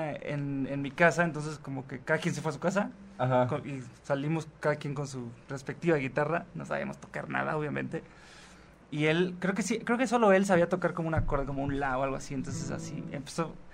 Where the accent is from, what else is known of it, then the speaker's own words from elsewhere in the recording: Mexico City, Mexico; Nací aquí. No has vivido en otras otra ciudad. Este, no, siempre aquí en el DF, mm. en la CDMX ahora.